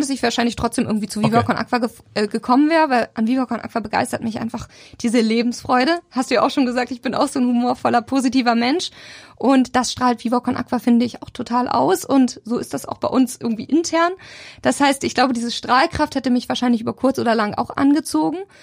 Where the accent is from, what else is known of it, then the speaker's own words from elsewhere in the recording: Sommerland, Schleswig-Holstein, Germany; also born or lived in Elmshorn; now in Hamburg, Germany; ich tatsächlich bin gar nicht so richtig gebürtige Elmshornerin, sondern bin total auf dem Dorf aufgewachsen